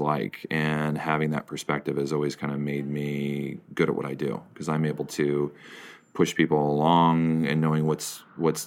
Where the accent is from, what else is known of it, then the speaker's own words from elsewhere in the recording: Iowa, United States; moved away as an adult; now in New York, United States; I grew up in Iowa